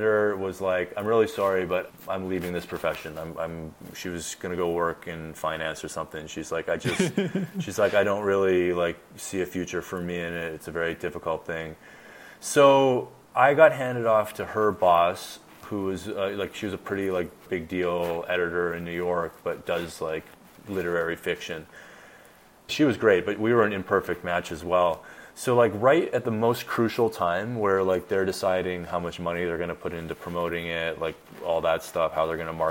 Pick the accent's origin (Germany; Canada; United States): Canada; I'm Canadian